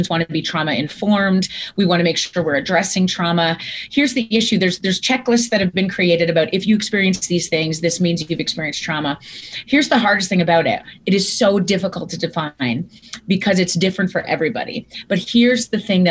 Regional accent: Viking, Alberta, Canada; I grew up in Viking, Alberta, Canada, home of the Seven Sutter brothers

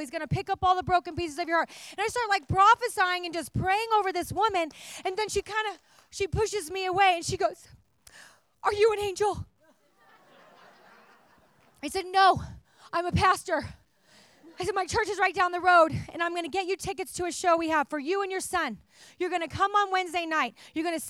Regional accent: Oregon, United States; now in California, United States; I'm from Oregon originally

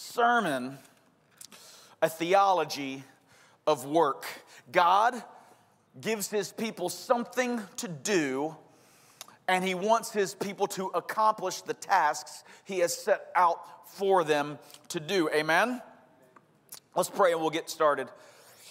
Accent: Georgia, United States; accent: Georgia; my Georgia accent

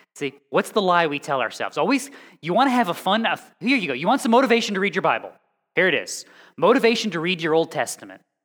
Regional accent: across Long Island Sound, Connecticut, United States; moved away; I grew up on Long Island, well, on Long Island Sound, across from Long Island in Connecticut.

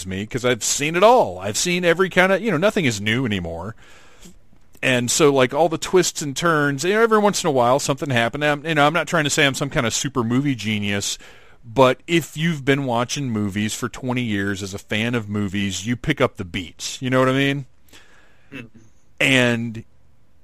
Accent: Atlanta, Georgia, United States; So here in Atlanta, Doctor Who aired Saturday nights at 11 or 11:30 on PBS

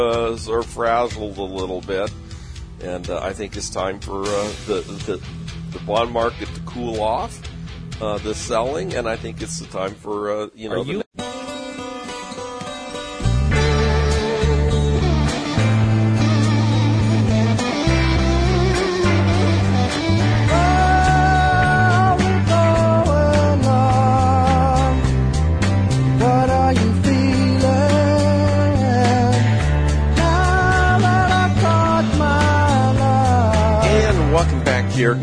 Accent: San Diego, California, United States; growing up in San Diego

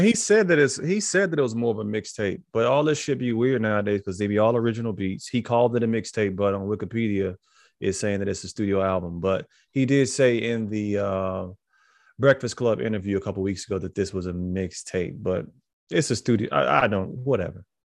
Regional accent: Chicago, Illinois, United States; I was born in Chicago

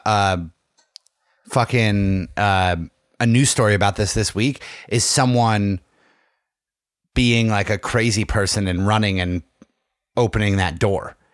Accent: Tunkhannock, Pennsylvania, United States; The hometown carnival in Tunkhannock

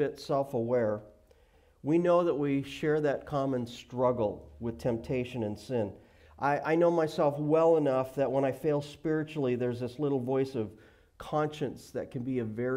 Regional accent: Billings, Montana, United States; moved away; I grew up in Billings, Montana.

